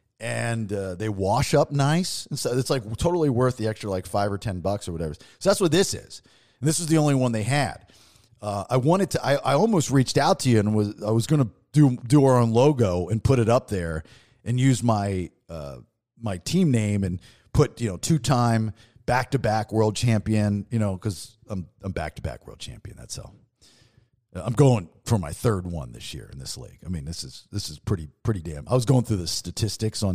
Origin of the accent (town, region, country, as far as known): Maryland, United States; now in Florida, United States